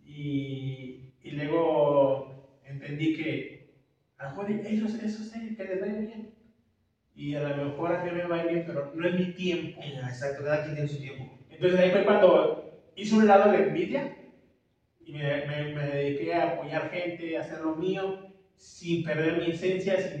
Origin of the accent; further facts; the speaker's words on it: Tampico, Tamaulipas, Mexico; yo soy de Tampico, en Tamaulipas